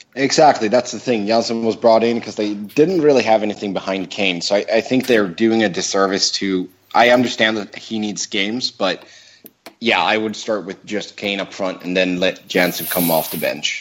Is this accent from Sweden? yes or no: yes; Gothenburg, Västra Götaland, Sweden; moved away; back in my hometown of Gothenburg